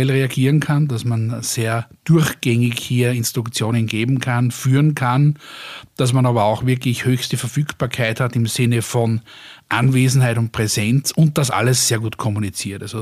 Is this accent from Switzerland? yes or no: no; Austria; und früher haben wir alle darüber gelacht, ja, wir haben uns ja äh, als Österreicher Deutsche lustig gemacht darüber